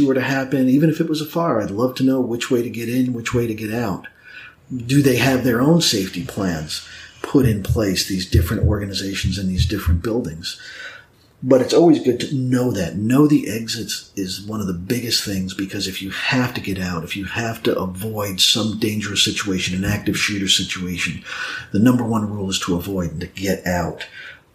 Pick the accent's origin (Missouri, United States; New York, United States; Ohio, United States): New York, United States; now in Snellville, United States; I was originally from New York